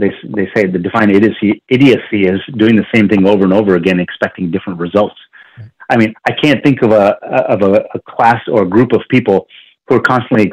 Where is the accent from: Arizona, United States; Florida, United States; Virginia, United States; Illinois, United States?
Virginia, United States; Virginia Beach; I grew up in Virginia Beach, Virginia